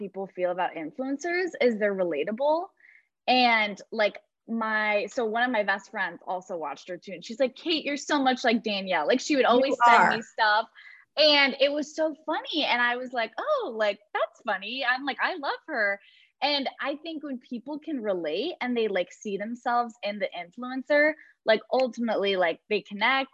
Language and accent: English; Michigan, United States; I'm from Michigan.